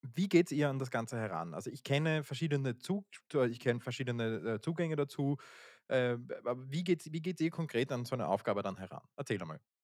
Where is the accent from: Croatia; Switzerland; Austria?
Austria; Wir sind aus Österreich, das hört man ja